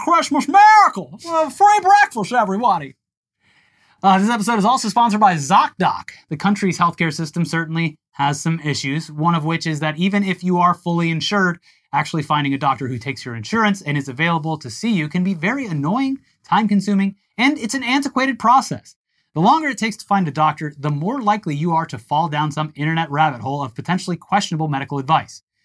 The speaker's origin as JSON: {"language": "English", "town": "Tampa", "region": "Florida", "country": "United States", "tie": "born or raised there", "said": "my hometown paper of notes, the Tampa Bay Times"}